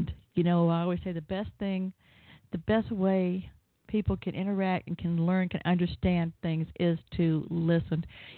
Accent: the South, United States; I'm from the South

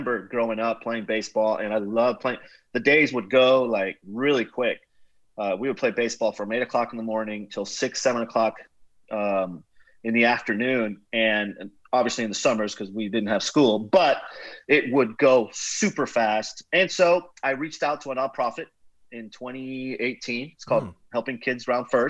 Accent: Nicaragua; moved away as an adult; now in Houston, United States; I'm originally from Nicaragua, grew up, went to high school there, played baseball, soccer

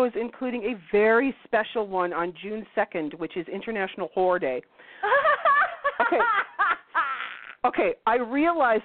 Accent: Canada

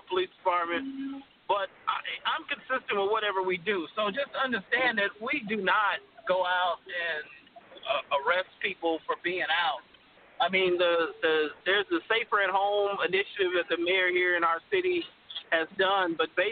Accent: Los Angeles, California, United States; Born and raised in Los Angeles

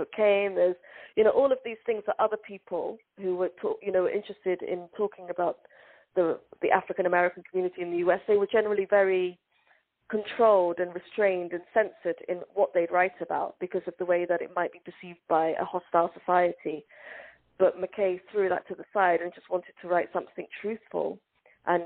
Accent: London, United Kingdom; English is a second language; also born or lived in Hargeisa, Somaliland; I came to England when I didn't speak any English and I couldn't read or write, and I hadn't gone to school because I was too young for the Somali schooling system

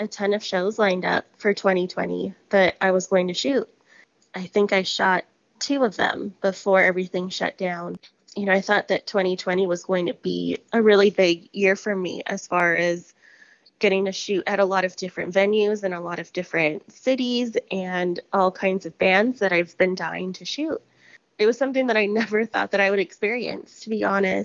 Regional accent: Palmdale, California, United States; I grew up in Palmdale, which is about an hour outside

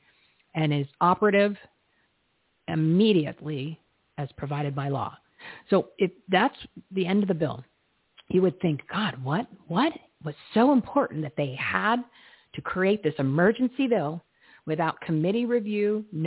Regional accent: New Jersey, United States; I'm from New Jersey.

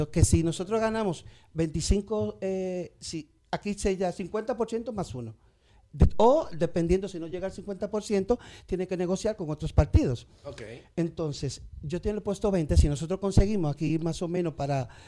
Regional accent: Samaná, Dominican Republic; now in Madrid, Spain; Yo nací en Samaná.

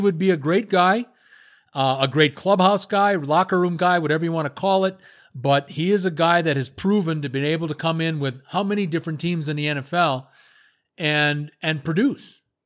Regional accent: Midwest, United States; I'm from the Midwest

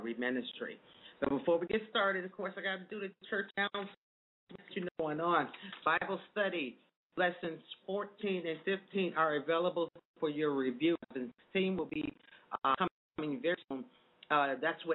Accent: Chicago, Illinois, United States; I am from Chicago, and house music is such an influence here, and it's been an influence in my life the whole time

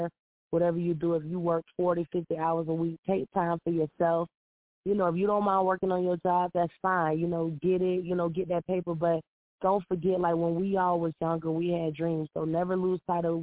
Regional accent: St. Petersburg, Florida, United States; now in Clearwater, United States; I'm calling in from Clearwater, Florida, but it's St. Pete, South St. Pete, Florida all day.

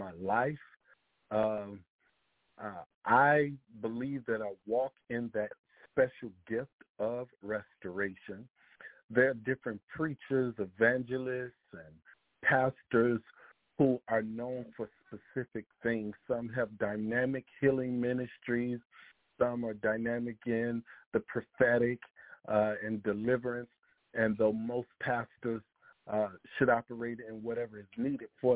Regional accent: Chicago, Illinois, United States; moved away as an adult; now in New Jersey, United States; I am originally from Chicago, Illinois. I was born and raised there, and for 5 years I have now moved to New Jersey

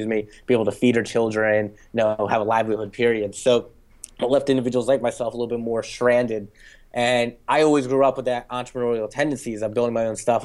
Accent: Jersey Shore, near Atlantic City, New Jersey, United States; I grew up right in the Jersey Shore, not necessarily where the show was originally from, but close to Atlantic City

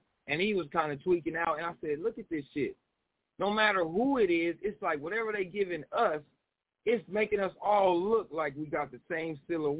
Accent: Arizona, United States; I'm from Arizona.

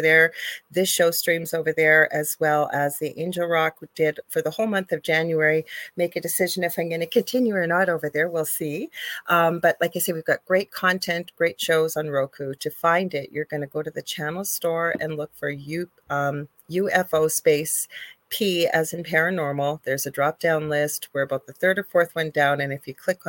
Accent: Canada; I am a Canadian spiritual medium

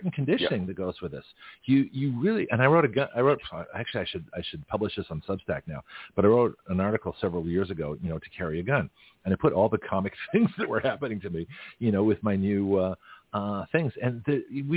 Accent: California, United States; now in Florida, United States; I'm from California

